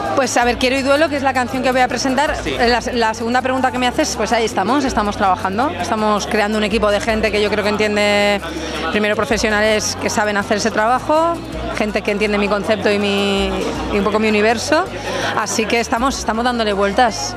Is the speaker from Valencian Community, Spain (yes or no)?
no; Castilla-La Mancha, Spain; mi tierra